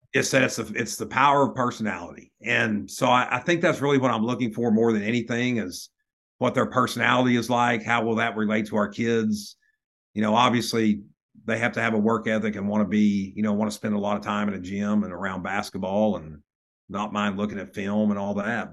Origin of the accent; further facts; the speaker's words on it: Lubbock, Texas, United States; growing up in Lubbock